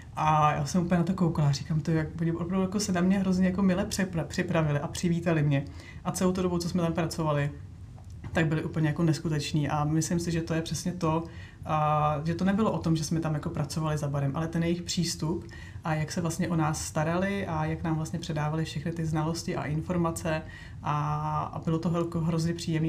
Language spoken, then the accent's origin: Czech; Bohemia, Czechia; já jsem na to tady jako z Čech nebyla vůbec zvyklá